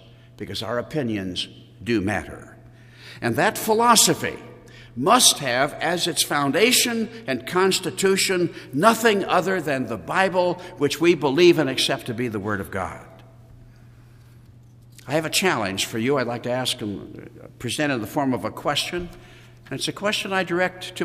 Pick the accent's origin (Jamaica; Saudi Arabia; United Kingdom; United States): United States; as American Christians